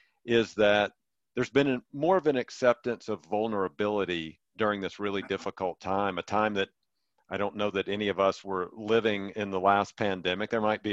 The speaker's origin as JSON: {"language": "English", "region": "Mississippi", "country": "United States", "tie": "born or raised there", "lives_now": "Colorado, United States", "said": "I grew up in Mississippi, and I've seen myself, I'm in Colorado now"}